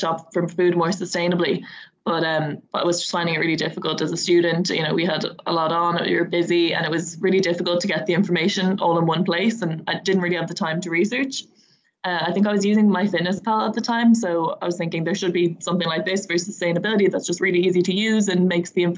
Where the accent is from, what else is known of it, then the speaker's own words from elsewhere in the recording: Dublin, Leinster, Ireland; I'm just from Dublin